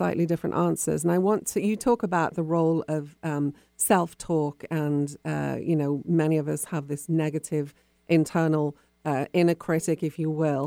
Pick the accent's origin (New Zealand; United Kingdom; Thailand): United Kingdom; now in United States; being British, I've lived in America for a long time